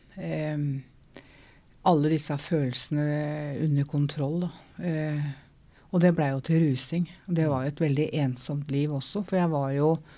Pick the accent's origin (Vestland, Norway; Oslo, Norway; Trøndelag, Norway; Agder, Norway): Oslo, Norway; jeg er fra Møllergata, da.